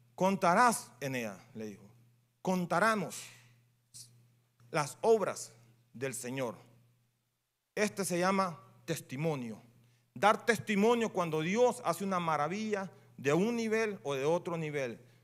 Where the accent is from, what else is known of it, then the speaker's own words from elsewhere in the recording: Honduras; Yo soy hondureño